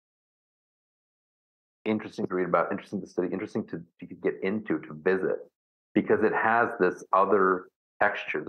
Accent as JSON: {"language": "English", "country": "United States", "said": "I'm the American …"}